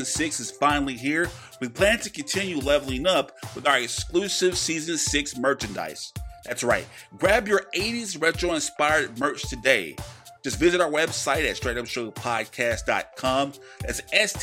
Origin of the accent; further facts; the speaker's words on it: Louisiana, United States; I'm from Louisiana, born and raised